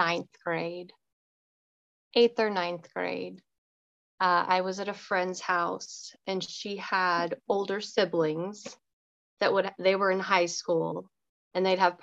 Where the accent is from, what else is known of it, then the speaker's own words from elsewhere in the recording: Richardson, Texas, United States; I grew up in Richardson, Texas, just north of Dallas. I lived in the same red brick house my whole childhood